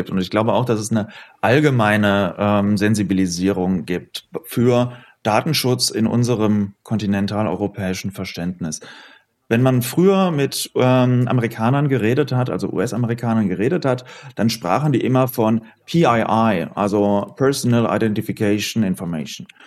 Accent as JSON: {"language": "German", "town": "Oberhausen", "region": "North Rhine-Westphalia", "country": "Germany", "moved": "as an adult", "lives_now": "Düsseldorf, Germany", "said": "ich komme aus Oberhausen"}